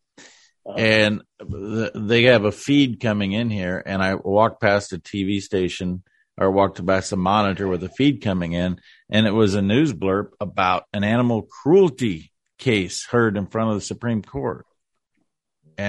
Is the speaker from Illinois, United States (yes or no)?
yes; Illinois, United States; now in Nebraska, United States; I grew up in Illinois